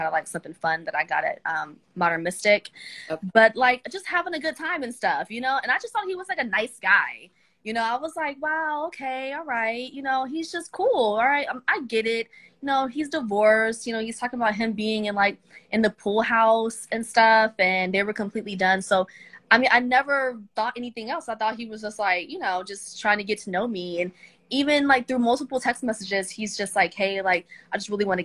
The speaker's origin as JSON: {"language": "English", "town": "Atlanta", "region": "Georgia", "country": "United States", "said": "I am from Atlanta, Georgia."}